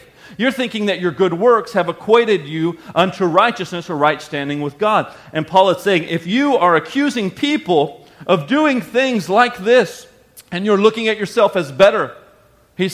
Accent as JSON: {"language": "English", "region": "the South", "country": "United States", "tie": "born or raised there", "said": "I grew up in the South"}